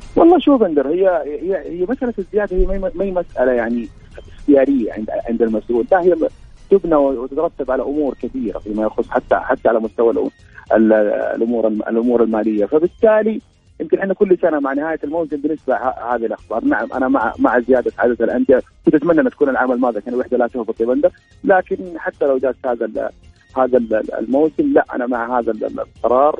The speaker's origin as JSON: {"language": "Arabic", "country": "Saudi Arabia"}